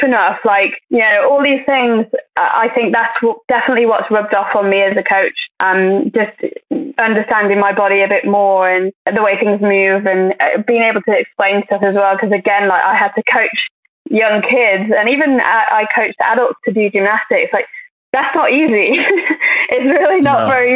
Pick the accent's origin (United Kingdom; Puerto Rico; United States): United Kingdom; Crewe, North West England; I'm from Crewe, which is quite a small town and I absolutely loved it